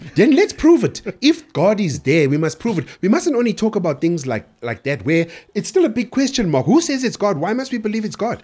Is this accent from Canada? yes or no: no; Durban, KwaZulu-Natal, South Africa; I was born and raised in Durban